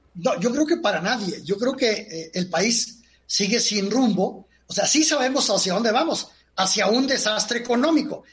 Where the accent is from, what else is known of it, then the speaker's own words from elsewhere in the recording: Mexico; somos los mexicanos de 15 años hasta 60